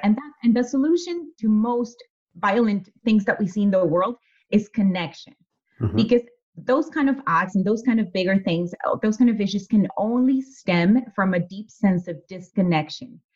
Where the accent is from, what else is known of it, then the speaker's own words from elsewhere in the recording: Mexico; moved away; having been born and raised in Mexico, growing up there